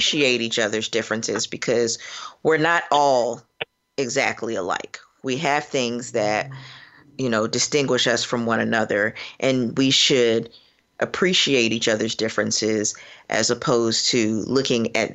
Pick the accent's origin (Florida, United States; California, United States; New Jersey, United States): Florida, United States; now in Cincinnati, United States; I am from Florida, which I'm a little bit embarrassed about as of late, but I am from there, and currently practicing in Cincinnati, Ohio